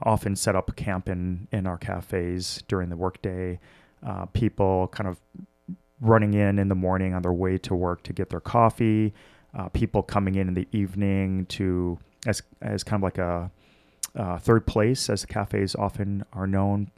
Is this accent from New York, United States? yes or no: no; Milwaukee, Wisconsin, United States; born or raised there; also born or lived in Washington, D.C.